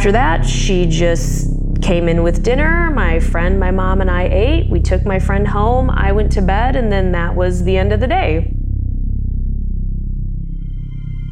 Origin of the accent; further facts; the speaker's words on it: Southwest Michigan, United States; I grew up in Southwest Michigan in what I would consider to be a fairly rural area